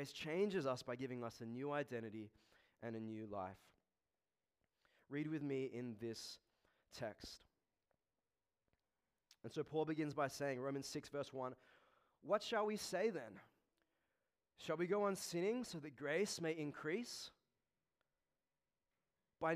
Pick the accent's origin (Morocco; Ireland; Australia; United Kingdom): Australia; I'm an Australian-born Chinese